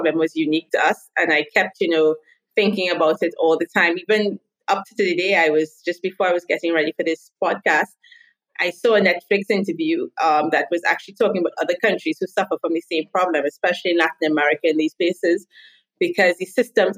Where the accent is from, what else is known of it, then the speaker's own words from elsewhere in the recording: Trinidad & Tobago; first language English; moved away as an adult; now in Israel; I am originally from Trinidad and Tobago. It's a small little island in the Caribbean, but I now live in Israel